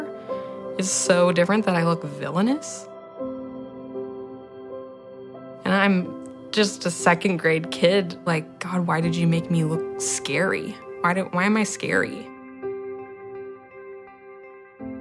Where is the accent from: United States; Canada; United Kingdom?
United States; Friendswood, Texas; I'm 23 years old, and I'm from Friendswood, Texas